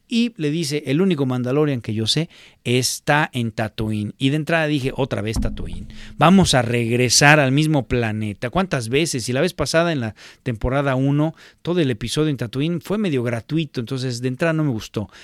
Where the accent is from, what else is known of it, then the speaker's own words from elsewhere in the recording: Mexico; moved away; en México le iba yo a la América